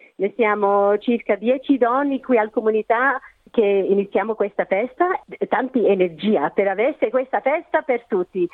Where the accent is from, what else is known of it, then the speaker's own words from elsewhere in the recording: Australia; sono nata qui in Australia, i miei genitori sono italiani